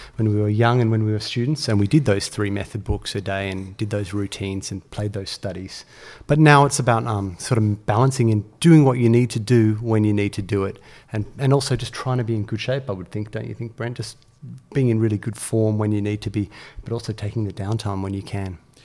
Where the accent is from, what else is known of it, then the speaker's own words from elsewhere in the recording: Australia; as a young player growing up in Australia